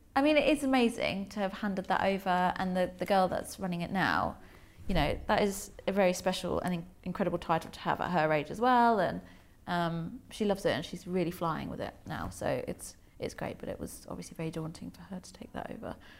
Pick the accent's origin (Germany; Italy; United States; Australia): Germany; also born or lived in London; now in Cornwall, United Kingdom; I grew up in Germany, um, but I, by the sea in Germany.